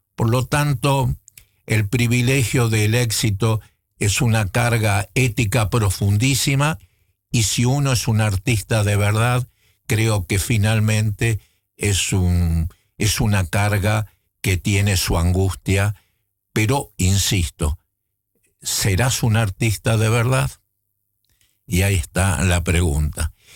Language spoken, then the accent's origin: Spanish; Buenos Aires, Argentina; moved away as an adult; also born or lived in Netherlands; yo como intelectual porteño, eh, criado en la ciudad de Buenos Aires